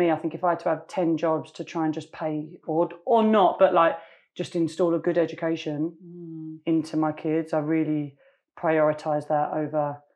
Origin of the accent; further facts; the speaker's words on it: London, United Kingdom; I grew up in East London.